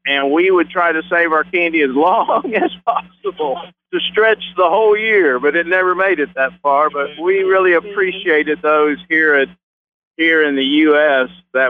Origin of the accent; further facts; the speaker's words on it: Philippines; now in United States; Yeah, I grew up in the Philippines. My mom and dad were missionaries there. I grew up, and I actually graduated high school over there.